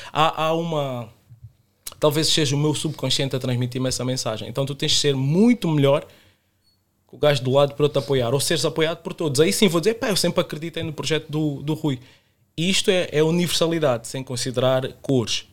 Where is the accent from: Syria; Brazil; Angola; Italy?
Angola; now in Portugal; Eu nasci em Angola, vivi em Angola toda a minha infância